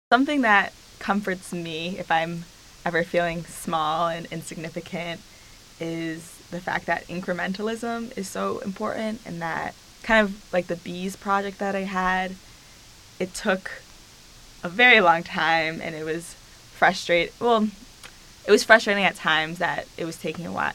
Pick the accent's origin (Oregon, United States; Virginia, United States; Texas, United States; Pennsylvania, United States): Pennsylvania, United States; I'm from Pennsylvania